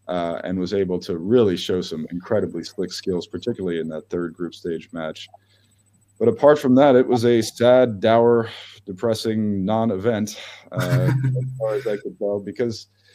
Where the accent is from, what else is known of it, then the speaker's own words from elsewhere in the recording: Germany; English is a second language; I am a German Nationalmannschaft enthusiast, as a German citizen, as a yes, I am half American. But if the U.S. is playing Germany, it's no question. This is my heimat. This is my fatherland.